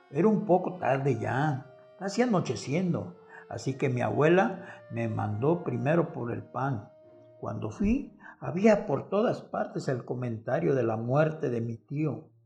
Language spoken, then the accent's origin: Spanish; Colima, Mexico; yo de la ciudad de Colima me regresaba a mi pueblo al que añoraba, ya que ahí se encontraban mis amigos de los años anteriores de mi escuela primaria rural federal, Agustín Melgar.